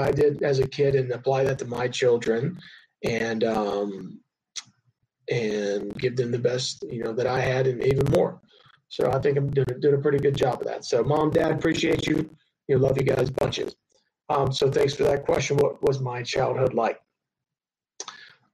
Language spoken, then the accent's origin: English; High Point, North Carolina, United States; I grew up in High Point, North Carolina